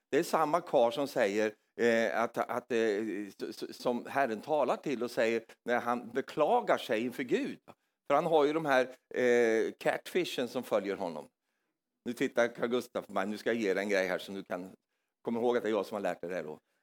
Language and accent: Swedish; Norrland, Sweden; moved away; jag kom från Norrland i Sverige